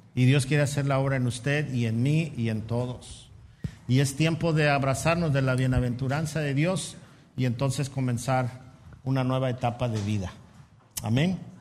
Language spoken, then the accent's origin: Spanish; Mexico